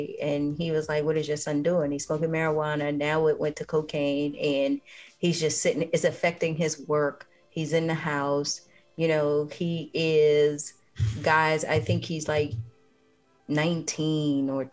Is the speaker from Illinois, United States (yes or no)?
no; New York City, New York, United States; I grew up in the Bronx, in New York